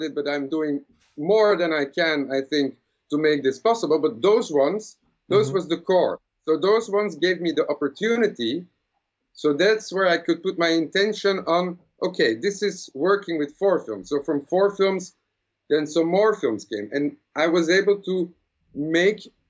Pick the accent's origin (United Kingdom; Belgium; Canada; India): Belgium; I'm from Belgium.